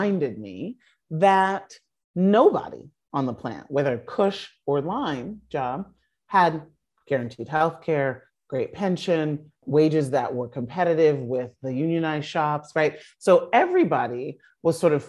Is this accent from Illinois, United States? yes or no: yes; Chicago, Illinois, United States; I grew up in Chicago in the industrial Midwest